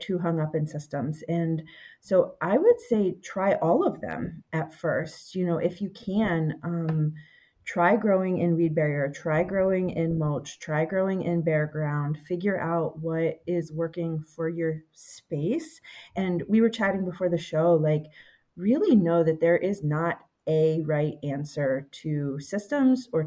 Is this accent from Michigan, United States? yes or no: no; Pennsylvania, United States; moved away as an adult; also born or lived in Massachusetts; we moved back to my hometown in Pennsylvania